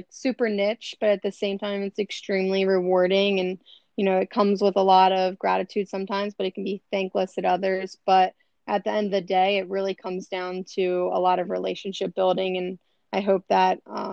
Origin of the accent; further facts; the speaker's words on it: Maryland, United States; also born or lived in Philadelphia; now in Los Angeles, United States; I'm from Maryland, but I grew up, you know, a lot of my professional and athletic career was in Philly